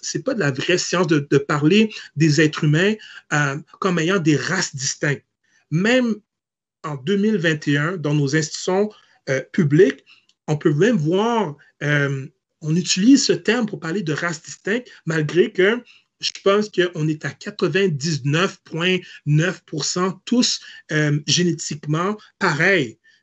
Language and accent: French; Hull, Quebec, Canada; je suis né à l'hôpital de Hall